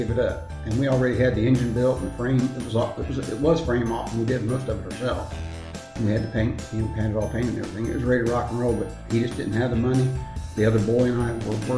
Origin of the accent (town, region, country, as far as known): southeastern Ohio, United States; born or raised there; moved away as an adult; now in Texas, United States